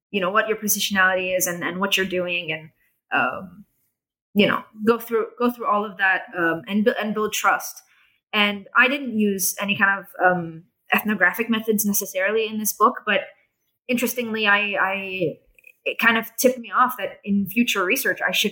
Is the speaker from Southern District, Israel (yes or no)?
no; Jerusalem, Jerusalem District, Israel; they had this assumption that you know I'm I'm you know I'm from Jerusalem I'm I'm I'm part of their society